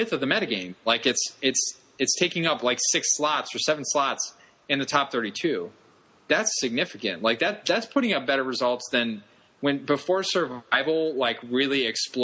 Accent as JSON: {"language": "English", "town": "Columbus", "region": "Ohio", "country": "United States", "tie": "born or raised there", "said": "Star City Columbus, which is in my hometown"}